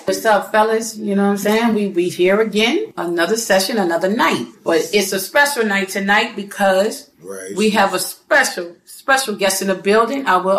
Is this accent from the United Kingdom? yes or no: no; New Orleans, Louisiana, United States; We are from New Orleans. And, world, I do mean New Orleans.